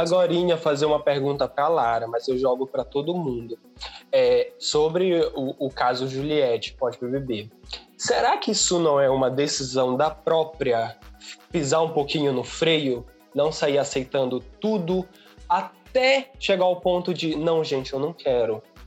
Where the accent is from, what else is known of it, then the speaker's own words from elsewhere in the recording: Pará, Brazil; eu sou do Pará